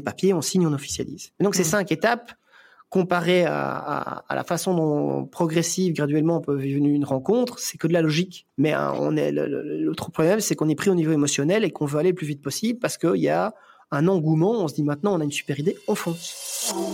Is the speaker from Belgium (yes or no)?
yes; Belgium; chez nous en Belgique